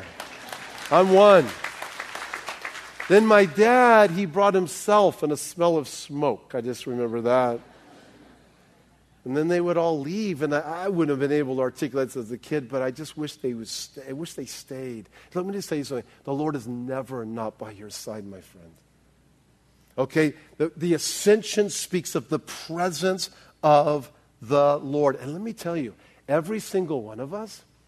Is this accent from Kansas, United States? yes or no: no; South Bay, California, United States; I grew up in the South Bay